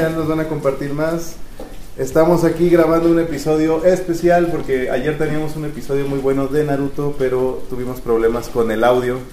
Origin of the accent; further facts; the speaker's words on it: Mexico; crecimos jugando tazos en México